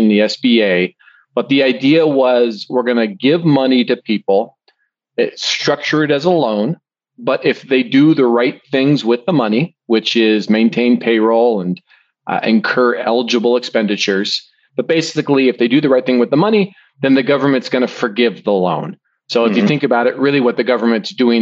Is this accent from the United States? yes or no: yes; Spokane, Washington, United States; I'm born and raised in Spokane